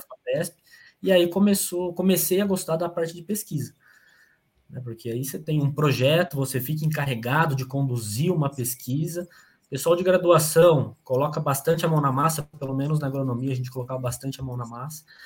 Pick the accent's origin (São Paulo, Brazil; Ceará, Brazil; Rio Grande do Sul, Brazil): São Paulo, Brazil; São Carlos; Eu sou natural de São Carlos, interior de São Paulo.